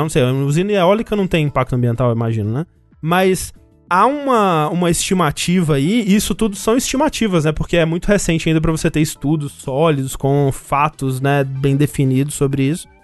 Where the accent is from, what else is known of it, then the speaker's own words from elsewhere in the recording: Brazil; a gente aqui, né, que tá falando isso é brasileiro